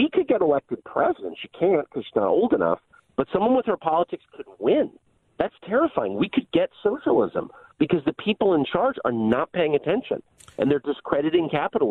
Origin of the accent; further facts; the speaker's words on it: La Jolla, California, United States; also born or lived in Georgetown, Washington, D.C.; I grew up in La Jolla and Georgetown